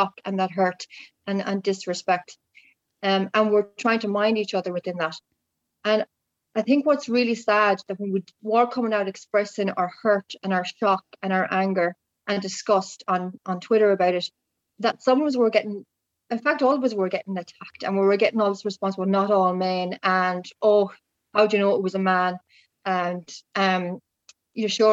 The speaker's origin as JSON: {"language": "English", "country": "Ireland"}